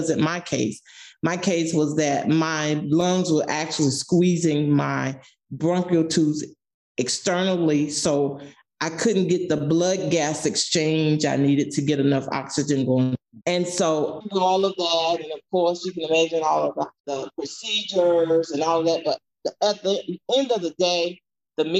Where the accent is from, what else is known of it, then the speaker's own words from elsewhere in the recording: Moultrie, Georgia, United States; now in Atlanta, United States; I'm from Moultrie, Georgia